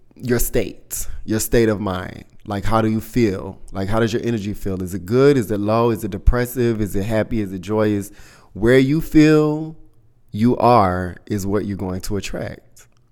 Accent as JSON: {"language": "English", "region": "the South", "country": "United States", "moved": "yes", "said": "I'm from the South"}